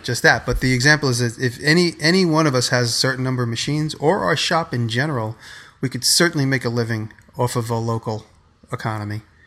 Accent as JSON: {"language": "English", "region": "New York", "country": "United States", "said": "I'm from the Lower East Side"}